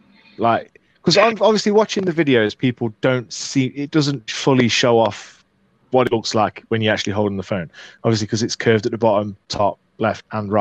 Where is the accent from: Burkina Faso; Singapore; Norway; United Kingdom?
United Kingdom; but we're British